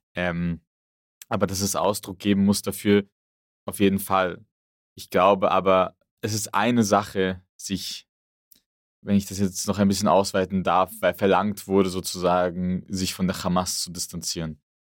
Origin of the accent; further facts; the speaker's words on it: Frankfurt, Hesse, Germany; ich komme aus Frankfurt